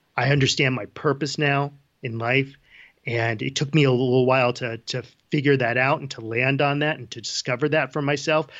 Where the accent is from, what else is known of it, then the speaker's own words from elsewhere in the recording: Ridgefield, Connecticut, United States; moved away as an adult; now in Boulder, Colorado, United States; I grew up in Ridgefield, Connecticut. I, uh, born and raised in Fairfield County, Connecticut